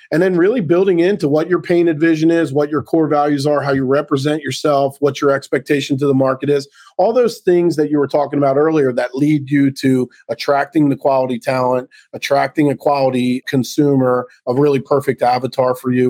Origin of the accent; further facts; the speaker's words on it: Baltimore, Maryland, United States; also born or lived in Central New Jersey; now in New Jersey, United States; I'm born and raised in Baltimore, moved up here to New Jersey